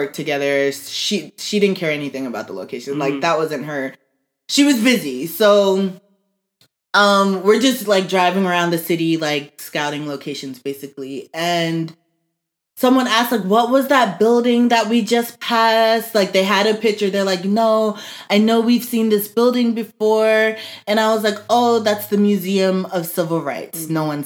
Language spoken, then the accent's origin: English; Atlanta, Georgia, United States; Where I'm from. I was born here.